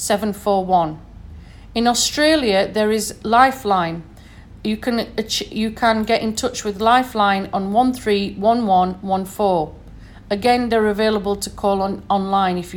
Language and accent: English; Sheffield, Yorkshire and the Humber, United Kingdom; accent: northern; And I'm from the north, as you can probably hear from my accent. I'm from Sheffield originally.